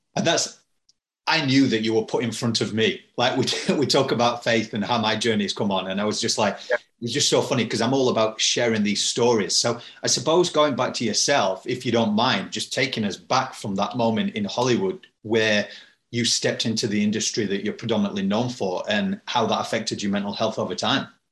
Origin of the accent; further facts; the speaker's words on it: United Kingdom; I'm British